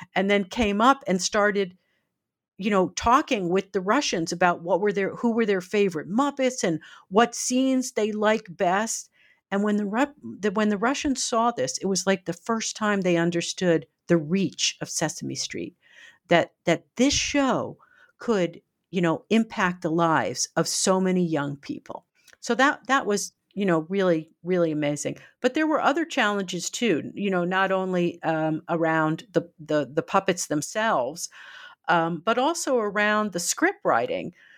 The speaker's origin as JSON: {"language": "English", "country": "United States", "said": "as an American, uh, used to more freedoms."}